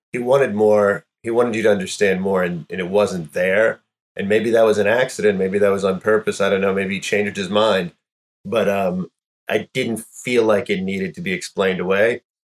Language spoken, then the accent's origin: English; North Florida, United States; I grew up in North Florida